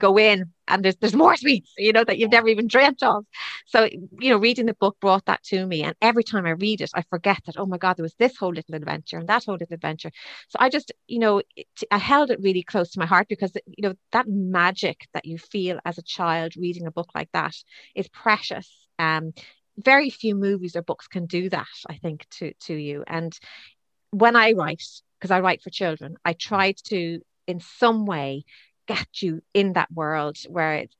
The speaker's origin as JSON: {"language": "English", "town": "Dublin", "region": "Leinster", "country": "Ireland", "tie": "born or raised there", "also_born_or_lived": "Cavan / Wicklow", "moved": "as an adult", "said": "I was actually born in Cavan. I didn't spend long in Cavan, actually. I think my mum and dad got me out and moved me to Dublin, I think by the time I was about two or three. So my entire childhood was Dublin"}